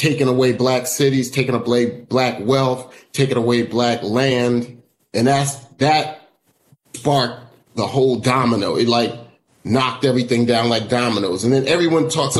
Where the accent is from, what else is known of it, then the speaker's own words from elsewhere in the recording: New York, United States; now in Miami, United States; when I moved down here, because I'm from New York